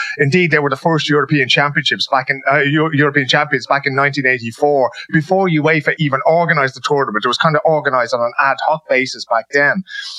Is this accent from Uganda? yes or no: no; Dublin, Leinster, Ireland; moved away as an adult; now in Sweden; in Dunnycarney, where I come from